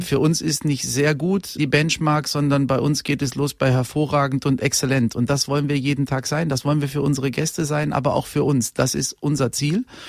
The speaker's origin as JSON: {"language": "German", "town": "Unna", "region": "North Rhine-Westphalia", "country": "Germany", "tie": "born or raised there", "moved": "yes", "said": "ich komme aus Unna, ich komme aus dem Ruhrgebiet"}